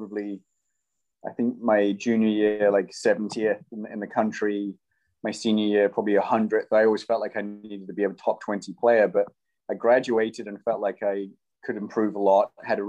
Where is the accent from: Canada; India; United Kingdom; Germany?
United Kingdom; England; now in United States; Originally from England, as you can probably tell from the accent, although I get Australian because I've been in America for half my life.